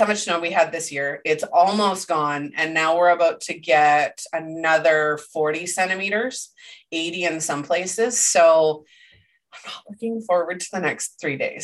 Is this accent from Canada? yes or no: yes; Canada; I'm Canadian